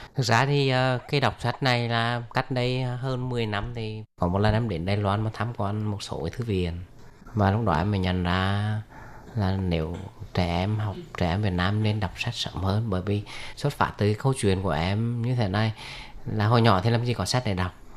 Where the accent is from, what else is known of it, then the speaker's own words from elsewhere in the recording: Huế, Thua Thien Hue, Vietnam; đến từ à, Huế của Việt Nam